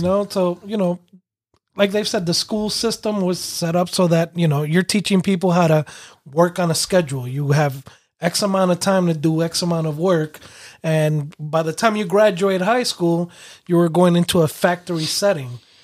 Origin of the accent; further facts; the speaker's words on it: New York City, New York, United States; growing up in New York City